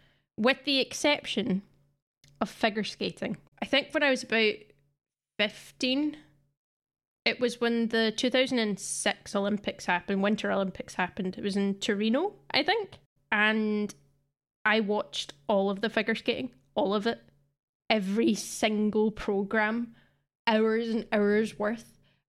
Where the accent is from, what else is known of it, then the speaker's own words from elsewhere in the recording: Scotland, United Kingdom; I don't know if you play Rounders in England, but it's definitely been like a staple of growing up in Scotland.